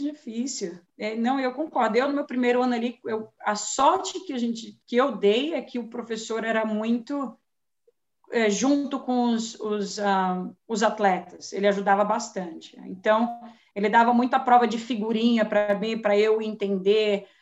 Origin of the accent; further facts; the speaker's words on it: São Paulo, Brazil; now in United States; nascida e crescida em São Paulo, capital